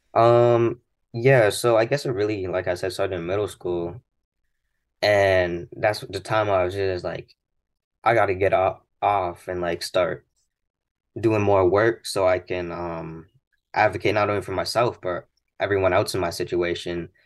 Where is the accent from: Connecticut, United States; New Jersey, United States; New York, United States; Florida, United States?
Connecticut, United States; Glastonbury; I grew up in Glastonbury, one of the Glastonbury schools